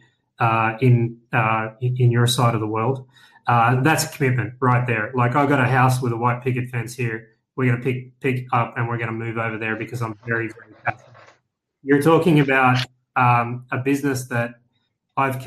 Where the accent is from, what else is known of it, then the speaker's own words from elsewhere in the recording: Australia; I'm from Australia